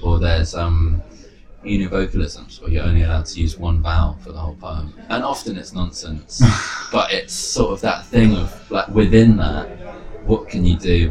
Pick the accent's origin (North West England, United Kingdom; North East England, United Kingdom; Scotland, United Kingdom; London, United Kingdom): London, United Kingdom; moved away as an adult; also born or lived in Bristol; growing up in London